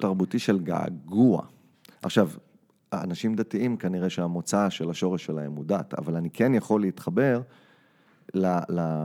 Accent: Israel; moved away as an adult; now in New York, United States; אני ישראלי עם ילדים שנולדו בארצות הברית

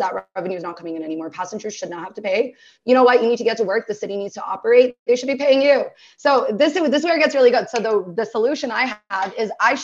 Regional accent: Toronto, Ontario, Canada; I am born and raised in Toronto.

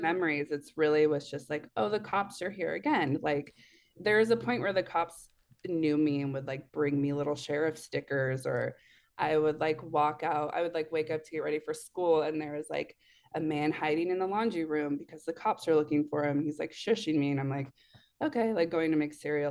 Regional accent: Eugene, Oregon, United States; I'm in Oregon, so, like, Eugene area

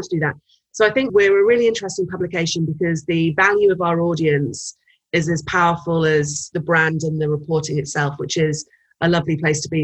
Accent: United Kingdom; moved away as an adult; now in United States; as a as a Brit coming to the US

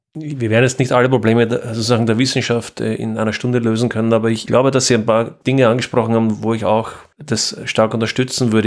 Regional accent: Austria; ich bin Österreicher

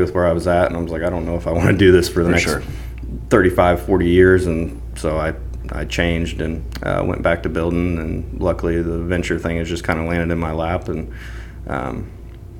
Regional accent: Warrensburg, Missouri, United States; I grew up in Warrensburg, Missouri, and grew up on a family farm, hunting, fishing

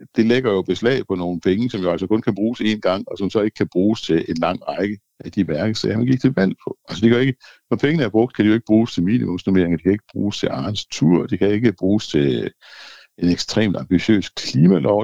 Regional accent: Denmark; jeg er først og fremmest dansker

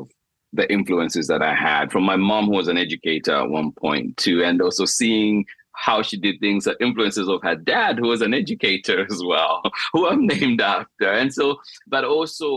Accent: Zambia; moved away; in Zambia, when you're being educated, part of my school fees were paid for by my sisters

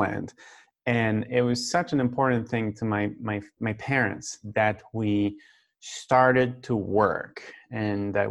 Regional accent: Saint-Patrice-de-Beaurivage, Quebec, Canada; now in Quebec City, Canada; Right now I'm from Saint-Patrice de Beau-Rivage. That's a very small town, village, about an hour away from here. So that's where I grew up.

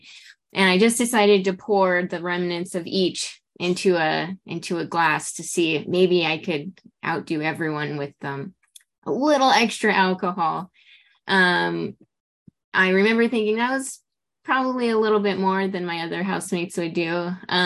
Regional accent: Los Angeles, California, United States; I'm from Los Angeles.

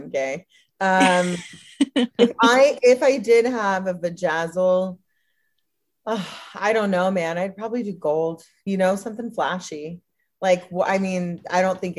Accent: Mississippi, United States; I'm fucking trailer trash from Mississippi.

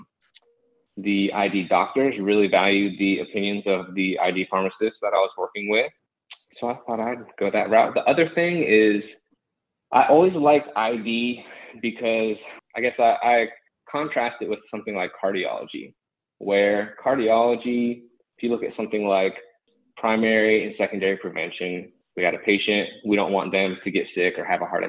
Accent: Gainesville, Florida, United States; also born or lived in Fort Myers, Florida; I'm from the Gainesville area.

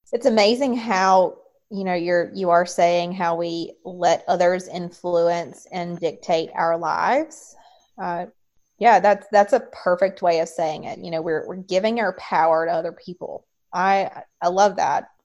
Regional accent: North Carolina, United States; I was raised in North Carolina uh, raised in a Southern Baptist um, home

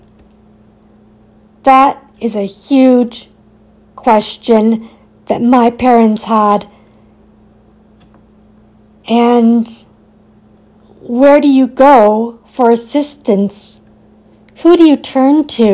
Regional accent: Richmond Hill, Ontario, Canada; I was born in Richmond Hill, Ontario

